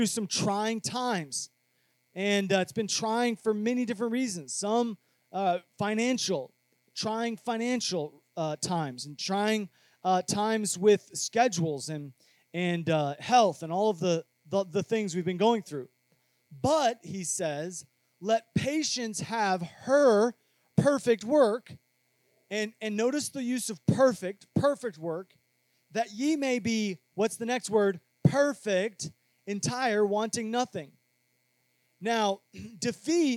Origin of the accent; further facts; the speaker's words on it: Cedar Rapids, Iowa, United States; When I was growing up in Cedar Rapids, Iowa, there wasn't a whole lot